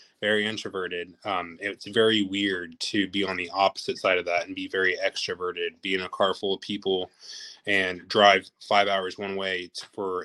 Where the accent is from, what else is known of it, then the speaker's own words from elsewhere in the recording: Los Angeles, California, United States; moved away; I'm originally from Los Angeles, California.